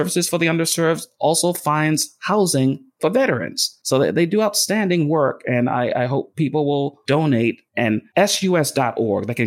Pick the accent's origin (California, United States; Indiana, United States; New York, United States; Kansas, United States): New York, United States; New York City; the home I grew up in Brooklyn, New York